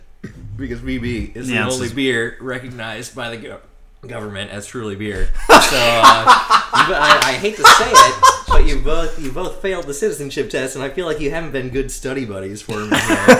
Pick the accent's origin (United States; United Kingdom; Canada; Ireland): United States; now in Australia; for me as an American